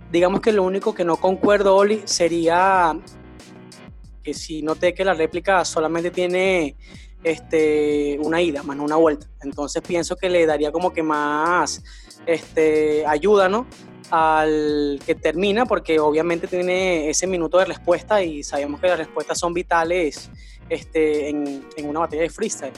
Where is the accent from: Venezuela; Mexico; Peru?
Venezuela; nosotros somos venezolanos